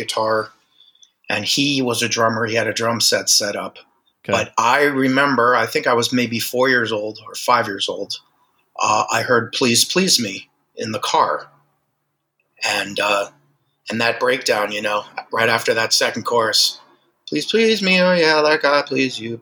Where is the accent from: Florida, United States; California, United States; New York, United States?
Florida, United States; Miami; now in Los Angeles, United States; I was born and raised in Miami, Florida